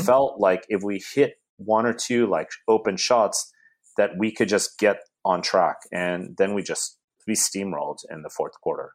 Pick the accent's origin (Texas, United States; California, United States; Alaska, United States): California, United States; South Bay, Bay Area; as a little kid growing up in the Bay Area, I'm from the South Bay